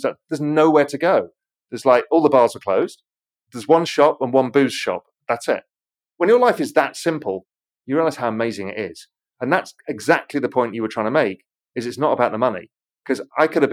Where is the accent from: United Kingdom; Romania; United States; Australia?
United Kingdom; England; moved away as an adult; also born or lived in Spain / Mediterranean / Caribbean; I grew up in England. It's a shitty, rainy, cloudy, muddy country.